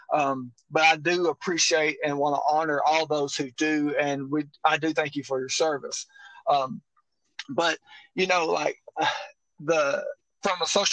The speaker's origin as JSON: {"language": "English", "region": "northeast Mississippi", "country": "United States", "said": "I'm from Mobile, Mississippi, up in the northeast corner."}